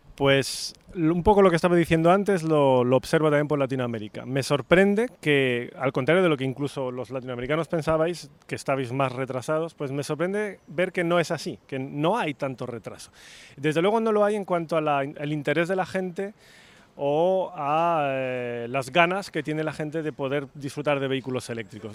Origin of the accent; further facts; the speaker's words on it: Spain; soy español